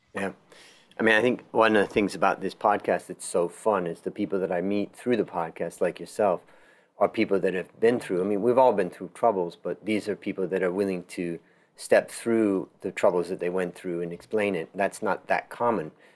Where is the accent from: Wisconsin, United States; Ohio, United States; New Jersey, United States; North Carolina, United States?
Ohio, United States; I grew up in Ohio, not very far away